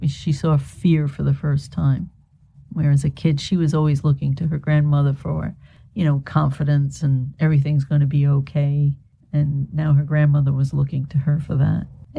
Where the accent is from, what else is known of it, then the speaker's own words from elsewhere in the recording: United States; I'm just an American kid